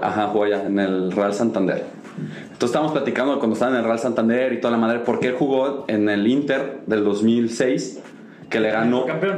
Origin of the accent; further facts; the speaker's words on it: Mexico; somos mexicanos